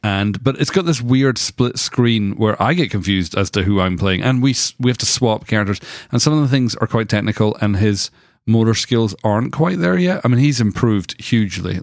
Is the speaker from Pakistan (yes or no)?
no; United Kingdom; now in United States; I grew up in Britain